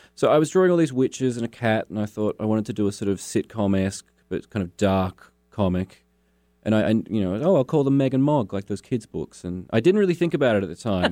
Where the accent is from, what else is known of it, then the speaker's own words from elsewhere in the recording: Launceston, Tasmania, Australia; also born or lived in Hobart, Tasmania; I grew up in Launceston